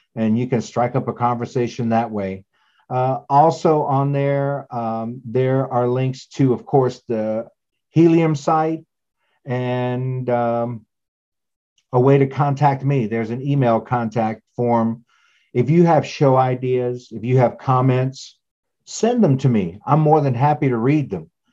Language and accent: English; East Texas, United States; I grew up in East Texas